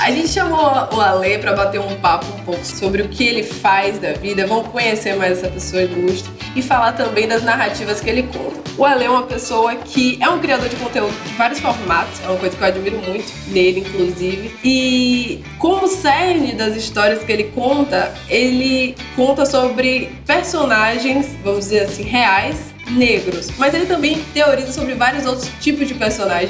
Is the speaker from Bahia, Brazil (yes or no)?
yes; interior of Bahia, Brazil; now in Salvador, Brazil; eu sou do interior da Bahia, mas eu moro há muito tempo em Salvador